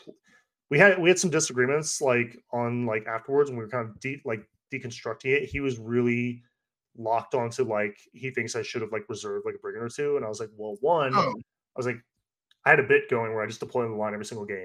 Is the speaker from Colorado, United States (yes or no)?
no; Northern Virginia, United States; moved away; I grew up in the Northern Virginia area.